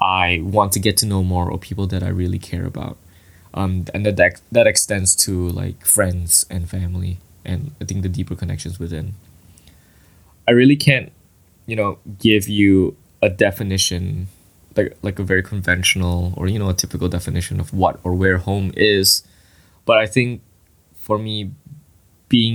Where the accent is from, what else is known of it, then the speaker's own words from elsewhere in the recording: Kota Kemuning, Selangor, Malaysia; moved away as an adult; now in Ottawa, Canada; I was born and raised in Malaysia in a town called Kota Kemuning in the state of Selangor